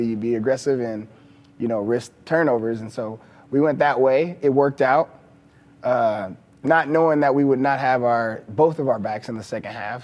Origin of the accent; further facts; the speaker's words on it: Texas, United States; I'm from Texas. You know, growing up, I watched Texas